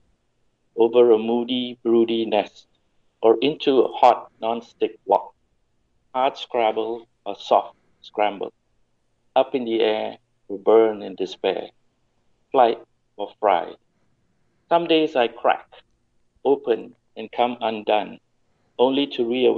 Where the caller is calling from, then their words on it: Malaysia; I'm calling from Malaysia